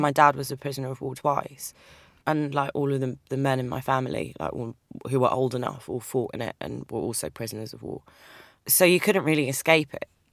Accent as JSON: {"language": "English", "region": "London", "country": "United Kingdom", "tie": "born or raised there", "accent": "English", "moved": "as an adult", "lives_now": "New York, United States", "said": "I grew up in London. I'm, I'm, I was born in London, but my parents migrated from, from Cyprus, their Turkish Cypriot"}